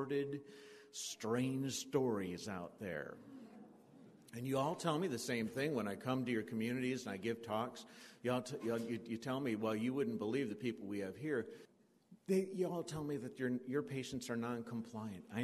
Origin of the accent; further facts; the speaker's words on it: southern Indiana, United States; I'm from Indiana, southern Indiana